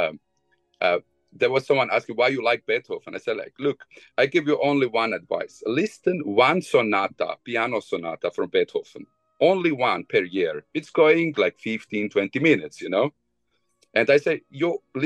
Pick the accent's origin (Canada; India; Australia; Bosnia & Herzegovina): Bosnia & Herzegovina; English is a second language; moved away; I was born in Bosnia